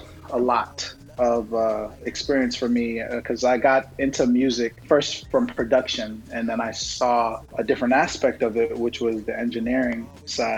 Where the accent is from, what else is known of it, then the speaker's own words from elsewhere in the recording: New York City, New York, United States; also born or lived in Brooklyn / Nigeria / Texas; I'm from Brooklyn, born and raised in Jamaica, Queens